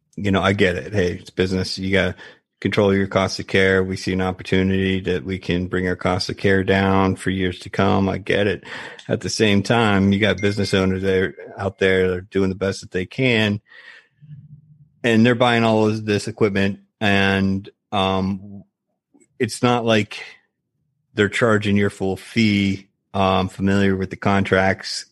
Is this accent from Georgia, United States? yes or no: no; West Coast Florida, United States; moved away; I'm West Coast Florida.